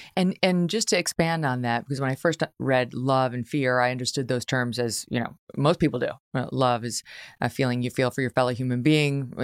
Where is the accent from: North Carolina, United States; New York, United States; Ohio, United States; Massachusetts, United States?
New York, United States; upstate; We're from upstate New York